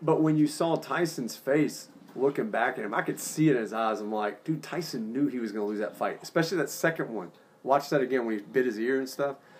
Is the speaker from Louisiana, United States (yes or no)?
yes; New Orleans, Louisiana, United States; Growing up in New Orleans